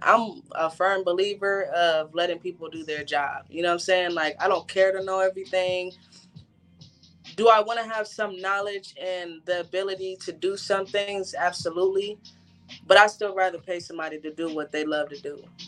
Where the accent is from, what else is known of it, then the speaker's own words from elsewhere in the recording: California, United States; moved away as an adult; now in Orlando, United States; originally from Orlando, but I was raised in California. So I moved back to Orlando a few years ago